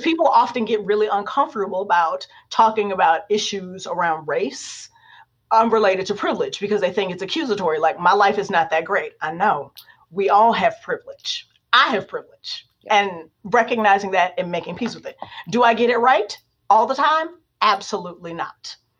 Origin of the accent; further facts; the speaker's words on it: Warren, Ohio, United States; moved away; I'm just a kid from Warren, Ohio. We don't become professors at the University of Notre Dame.